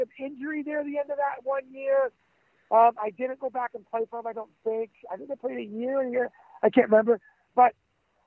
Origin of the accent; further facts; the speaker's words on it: Oshawa, Ontario, Canada; I'm just a guy from Canada, from Oshawa, Ontario, a tough kid.